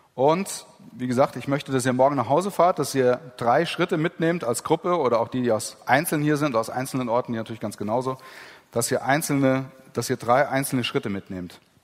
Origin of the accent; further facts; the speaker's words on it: Heisterberg, Gusternhain, Hesse, Germany; wo ich herkomme, Heisterberg, Gustenhain